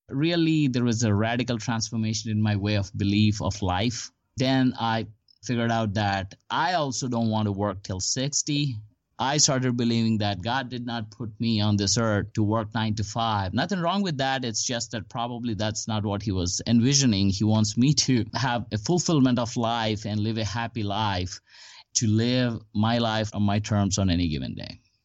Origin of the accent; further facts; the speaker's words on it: India; moved away as an adult; also born or lived in Huntsville, Alabama / Houston / Bellevue, Washington; now in Dallas, United States; I came to United States. I'm originally from India. I came to United States in 2002 to pursue my master's degree